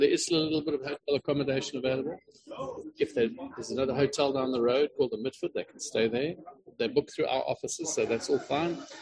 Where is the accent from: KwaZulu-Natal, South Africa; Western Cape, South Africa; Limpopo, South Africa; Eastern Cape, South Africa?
Eastern Cape, South Africa; Queenstown; I grew up in the Eastern Cape. I grew up in a little town called Queenstown